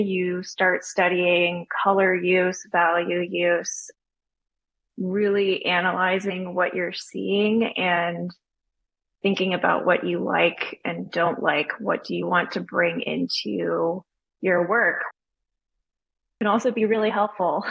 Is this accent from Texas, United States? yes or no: yes; Austin, Texas, United States; now in Charleston, United States; I grew up in Austin, Texas